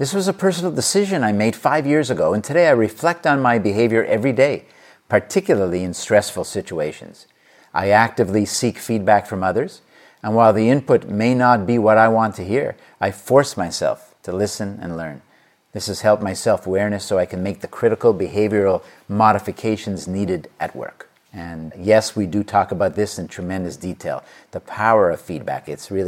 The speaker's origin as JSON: {"language": "English", "country": "India", "moved": "as an adult", "lives_now": "Cincinnati, United States", "said": "I had no American university degree or work experience when I moved from India to Cincinnati about 30 years ago."}